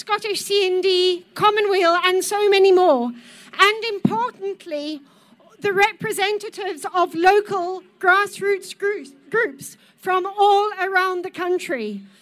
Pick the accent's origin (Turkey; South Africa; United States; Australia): South Africa; now in Scotland, United Kingdom; I am a Scot by choice. I'm a South African